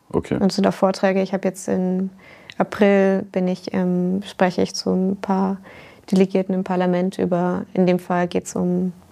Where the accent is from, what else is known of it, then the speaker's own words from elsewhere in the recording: Germany; moved away; Ich komme ja ursprünglich aus Deutschland. Ich vermisse es auch ab und zu, aber die deutsche akademische Landschaft ist äh, nicht immer ganz so einfach zu navigieren.